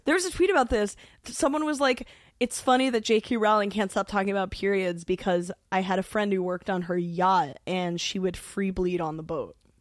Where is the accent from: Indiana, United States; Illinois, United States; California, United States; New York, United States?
New York, United States; growing up in New York